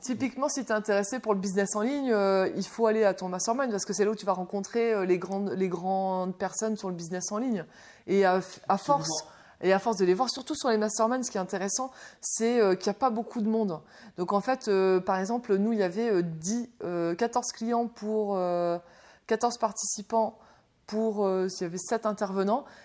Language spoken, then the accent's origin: French; Dunkirk, Hauts-de-France, France; now in Lille, France; je viens de Dunkerque